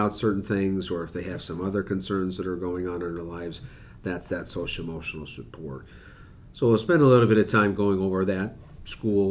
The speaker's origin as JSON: {"language": "English", "town": "Buffalo", "region": "New York", "country": "United States", "tie": "born or raised there", "said": "growing up in Buffalo, New York"}